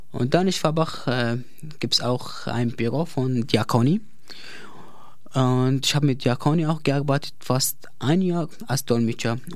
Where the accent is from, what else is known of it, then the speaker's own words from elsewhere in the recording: Iraq; German is a second language; moved away as an adult; also born or lived in Baghdad; now in Erlangen, Germany; ich bin 23 Jahre und ich komme aus dem Irak.